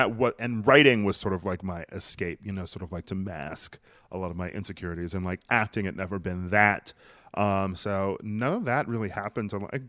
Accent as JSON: {"language": "English", "town": "Milwaukee", "region": "Wisconsin", "country": "United States", "tie": "born or raised there", "said": "Yeah, Wisconsin is very quaint. I don't know. I've always had a weird relationship with that city"}